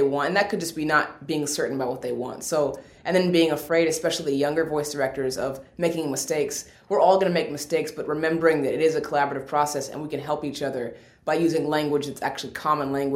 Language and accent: English; Seattle, Washington, United States; I'm from Seattle, Washington. We don't have accents there.